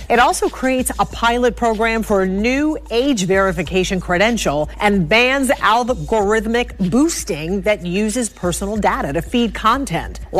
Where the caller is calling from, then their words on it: Columbus, Georgia, United States; I'm checking in from Columbus, Georgia.